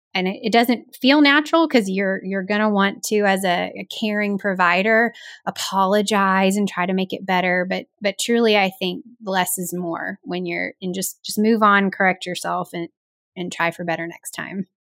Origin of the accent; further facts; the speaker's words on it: the South, United States; as a Southerner